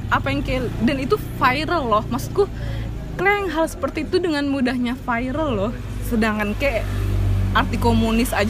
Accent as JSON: {"language": "Indonesian", "region": "Java", "country": "Indonesia", "said": "ya saya anak Jawa"}